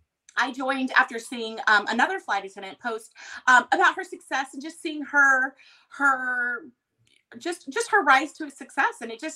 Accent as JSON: {"language": "English", "region": "Texas", "country": "United States", "said": "And I'm Texan through and through, but I've lived everywhere growing up. We moved a ton, not military, just my dad's job."}